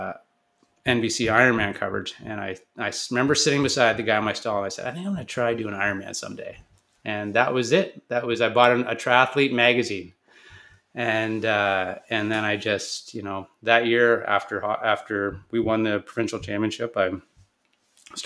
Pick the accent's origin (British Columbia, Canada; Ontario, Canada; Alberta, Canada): Ontario, Canada; Kingston; I grew up in Kingston, Ontario, playing hockey.